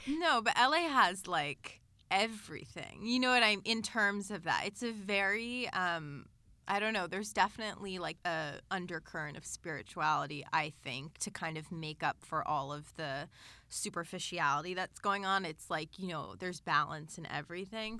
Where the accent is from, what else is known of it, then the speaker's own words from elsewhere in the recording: Los Angeles, California, United States; growing up in L